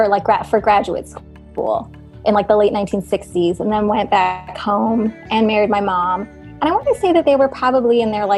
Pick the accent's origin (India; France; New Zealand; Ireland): India; also born or lived in New Jersey, United States; So I was born in suburban New Jersey in a relatively diverse town, I think, compared to other parts of the country. My parents immigrated to the U.S. in the mid-1970s, and then in 1985, when I was seven, they moved us back to India